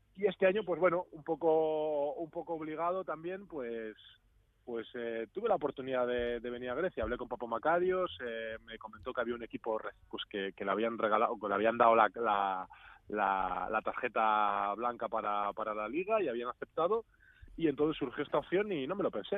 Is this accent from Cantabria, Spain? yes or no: yes; Cantabria, Spain; also born or lived in Granada / Basque Country; now in Greece; yo soy de Cantabria